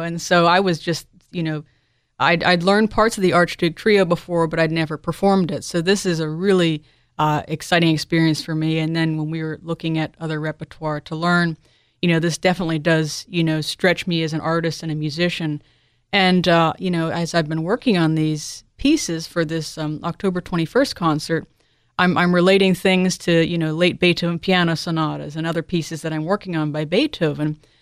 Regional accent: Delaware, United States; I was born in Delaware

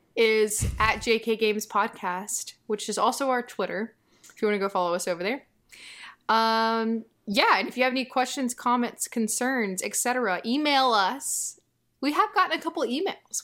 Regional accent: the South, United States; I grew up in the South

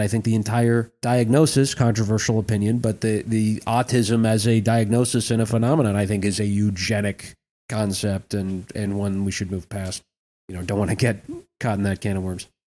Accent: Minnesota, United States; in Minnesota, not to toot my own, my home state's horn

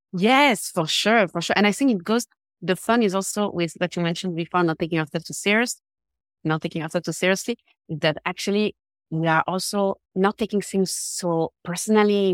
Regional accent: Geneva, Switzerland; English is a second language; I'm from Geneva, Switzerland.

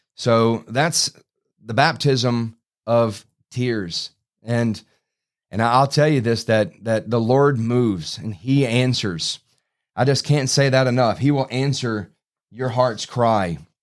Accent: Baton Rouge, Louisiana, United States; I grew up in Baton Rouge

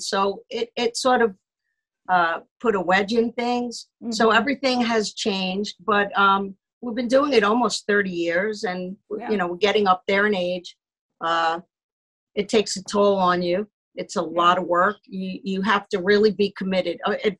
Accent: New York, United States; So I'm a New Yorker.

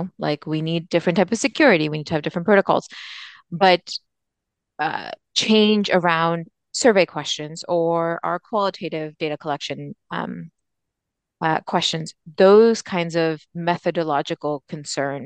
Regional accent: Pakistan; moved away; a Pakistani immigrant

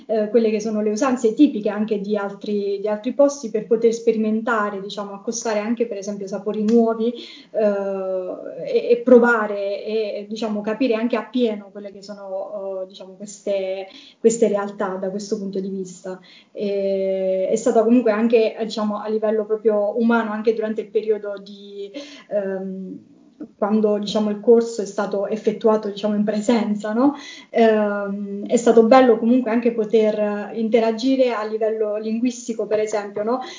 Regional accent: Basilicata, Italy; now in Rome, Italy; io non sono di Roma sono diciamo della Basilicata, quindi anche per dare quel tocco in più del, diciamo, della mia terra

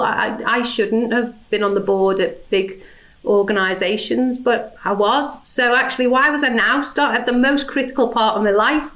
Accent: Liverpool, North West England, United Kingdom; accent: Scouse

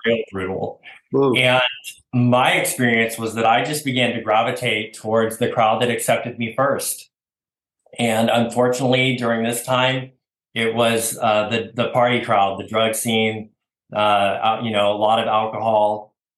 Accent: Oregon, United States; moved away as an adult; also born or lived in Washington; now in Texas, United States; I was born in Oregon. Uh, I'm an Oregon boy

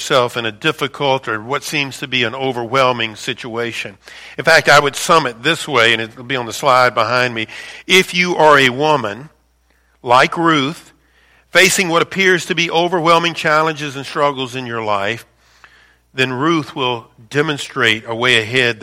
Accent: Louisiana, United States; moved away as an adult; also born or lived in Chicago suburbs; I'm born and raised in Louisiana

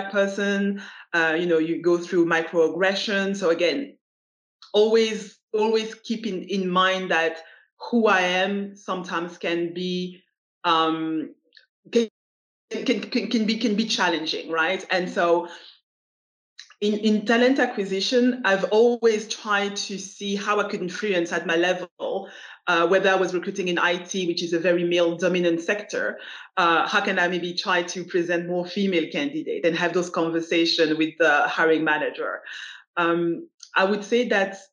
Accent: Belgium; moved away as an adult; also born or lived in United States / United Kingdom; I was born in Belgium, grew up in Belgium, but I traveled all across the globe. I lived in the US, I lived in the UK

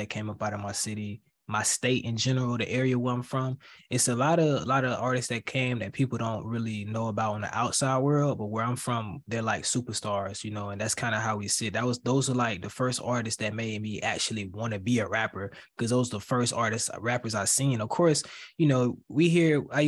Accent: Florida, United States; I'm from Florida

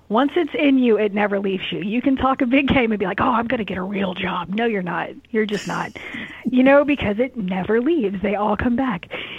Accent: Houston, Texas, United States; moved away as an adult; also born or lived in College Station, Texas / Los Angeles; now in Tulsa, United States; being born and raised in Houston

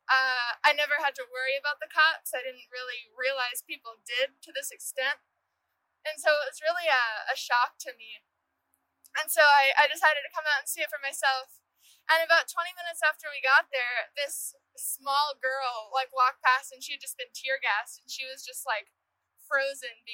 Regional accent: Austin, Texas, United States; I am from Austin, born and raised

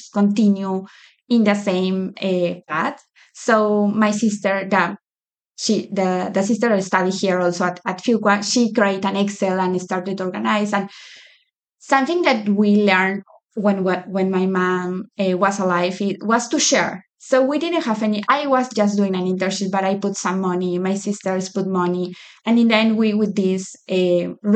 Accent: Lima, Peru; moved away as an adult; now in United States; I grew up in Lima. Lima is the capital of Peru. I grew my whole life there. This is my first time living in the U.S.

